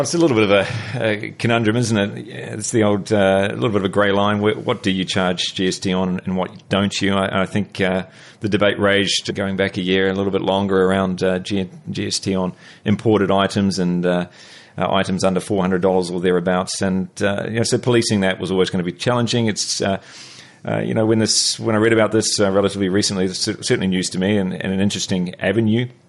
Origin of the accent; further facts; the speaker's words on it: New Zealand; moved away as an adult; now in Melbourne, Australia; I'm a Kiwi